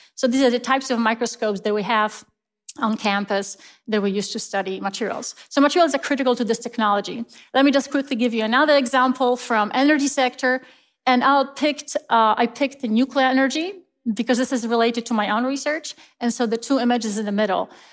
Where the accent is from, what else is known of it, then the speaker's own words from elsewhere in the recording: Poland; moved away as an adult; now in United States; I grew up in Poland, and I was raised, uh, in a Christian faith